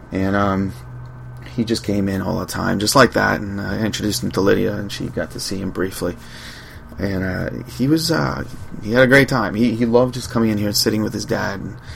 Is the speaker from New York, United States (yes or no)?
yes; Long Island, New York, United States; I'm from Long Island. Grew up with beaches